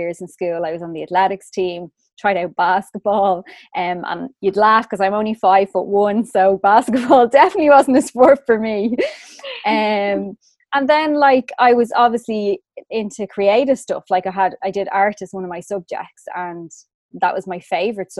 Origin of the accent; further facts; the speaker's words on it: Swords, Leinster, Ireland; also born or lived in Rush, County Dublin; I was born in Dublin. So I'm from Swords County, Dublin.